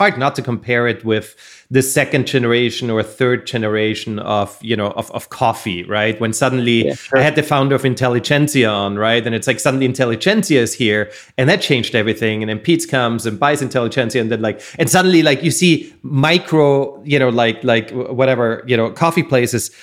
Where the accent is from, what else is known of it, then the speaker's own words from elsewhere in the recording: Austria; now in Southern California, United States; I come from Austria